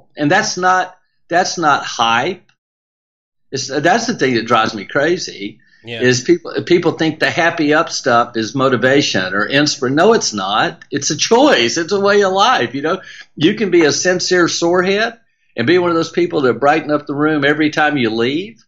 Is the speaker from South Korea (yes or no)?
no; South Louisiana, United States; accent: Southern twang; we do it openly and with a culture that's so amazing in South Louisiana